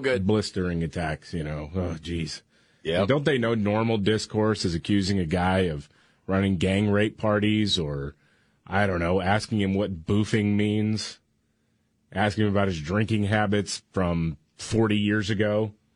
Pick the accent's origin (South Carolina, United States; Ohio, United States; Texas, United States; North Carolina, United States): Texas, United States; Houston; when we moved schools when I was growing up in Houston